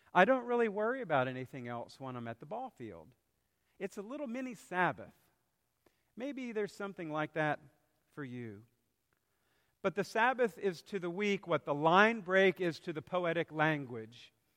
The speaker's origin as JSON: {"language": "English", "region": "South Carolina", "country": "United States", "tie": "born or raised there", "said": "growing up in South Carolina, at least during my middle and high school years"}